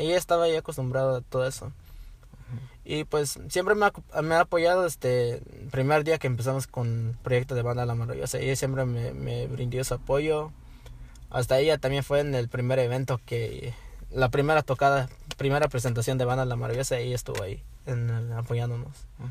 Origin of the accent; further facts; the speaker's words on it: Los Angeles, California, United States; yo nací acá en Los Ángeles, acá lo que se se llama Mid City, acá es donde nací, aquí me crié